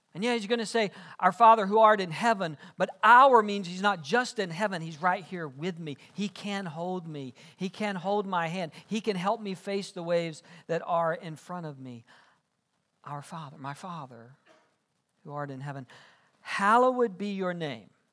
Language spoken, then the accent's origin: English; South Georgia, United States; I grew up in South Georgia.